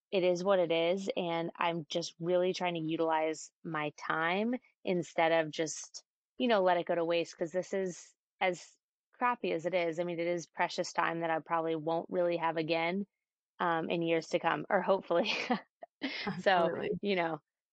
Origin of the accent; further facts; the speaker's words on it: Bay Area, Northern California, United States; now in San Diego, United States; I grew up in the Bay Area, so Northern California